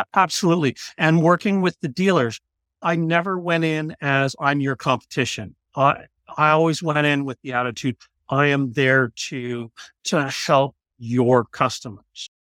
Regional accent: Canada; we're Canadian

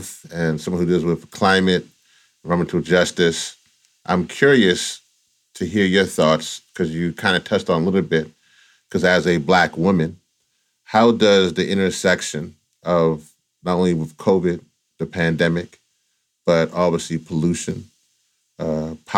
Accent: the South, United States; I'm also from the South as well

